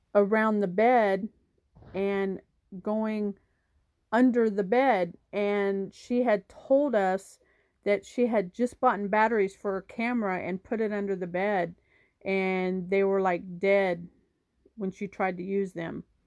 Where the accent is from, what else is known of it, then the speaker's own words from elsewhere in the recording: Wichita, Kansas, United States; I'm from Wichita, Kansas